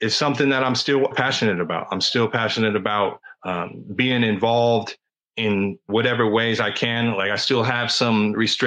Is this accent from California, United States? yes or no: yes; California, United States; I grew up in California in the 90s.